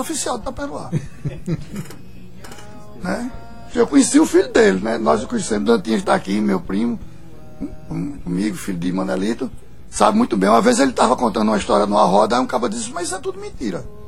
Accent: Pernambuco, Brazil; eu sou pernambucano

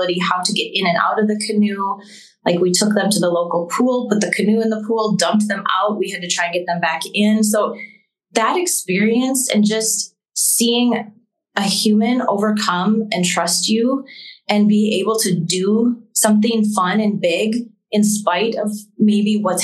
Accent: Cameron, Wisconsin, United States; I went to school in Barron and our address back and our phone number is Cameron

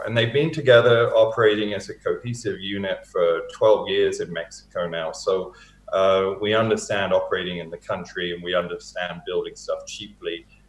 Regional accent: East of England, United Kingdom; accent: Hertfordshire; moved away as an adult; now in Canada; I've had almost half my life in Canada, having been born and raised in the UK. So I moved over here in 1997.

